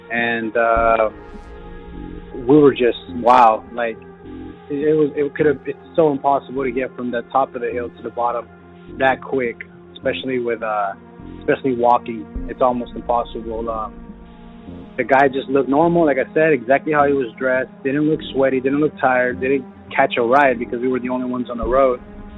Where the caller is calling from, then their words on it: Watsonville, California, United States; I'm calling from Watsonville, California.